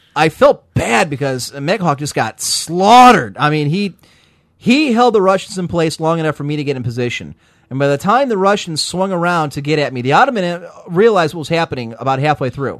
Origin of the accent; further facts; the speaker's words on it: United States; As an American